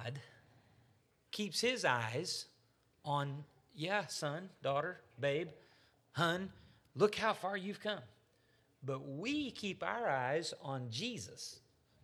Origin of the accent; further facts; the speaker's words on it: United States; especially as an American